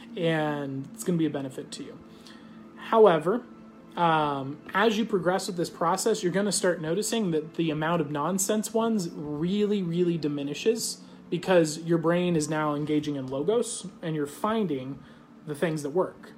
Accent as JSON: {"language": "English", "country": "United States", "said": "I'm just an American. I speak American"}